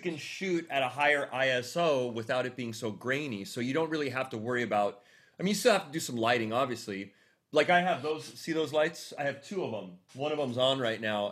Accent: Huntington Beach, California, United States; Southern California, moved to Huntington Beach when I was 10, and literally that was my hometown, Huntington Beach, and Southern California

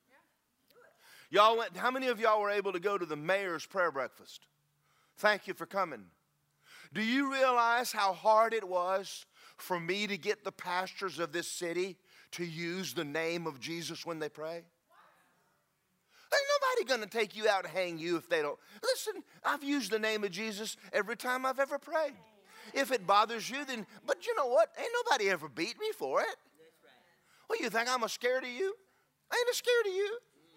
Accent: United States; I'm proud of being an American

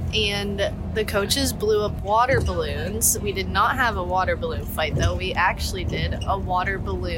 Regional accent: Erie, Pennsylvania, United States; moved away; I'm from Erie, Pennsylvania, and I'm a sophomore.

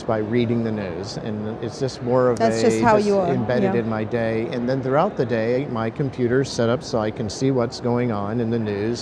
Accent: Oklahoma, United States; I grew up in Oklahoma

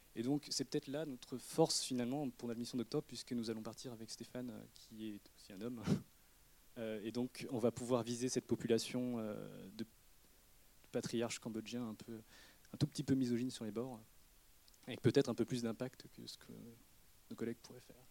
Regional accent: Redon, Brittany, France; je suis né à Redon, dans le Bretagne, fin fond de la Bretagne même, le 44 et le 35.

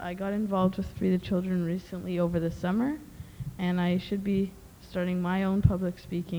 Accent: Thornhill, Ontario, Canada; I come from Canada, actually just north of Toronto, Thornhill, just where Craig grew up also. And I go to a school called Westmount C Collegiate Institute.

